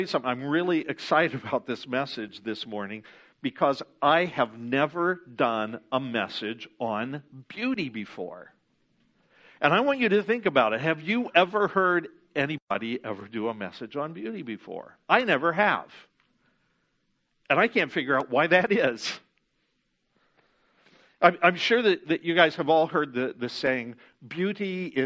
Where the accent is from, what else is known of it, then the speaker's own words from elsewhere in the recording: Ohio, United States; moved away; when I was a kid growing up in Ohio